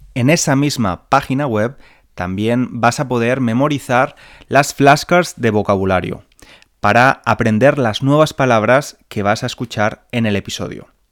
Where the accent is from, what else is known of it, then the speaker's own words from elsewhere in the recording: Spain; moved away as an adult; now in England, United Kingdom; soy español